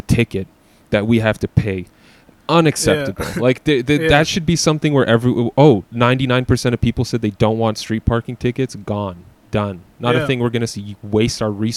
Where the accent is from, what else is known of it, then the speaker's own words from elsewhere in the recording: Canada; I love being a Canadian.